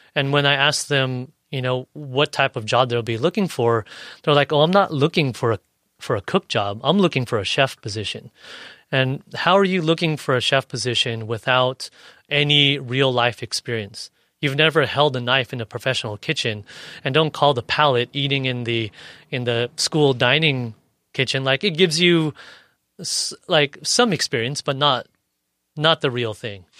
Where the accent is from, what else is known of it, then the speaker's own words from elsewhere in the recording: National City, California, United States; also born or lived in San Ysidro / Paradise Hills / Bonita; I grew up in National City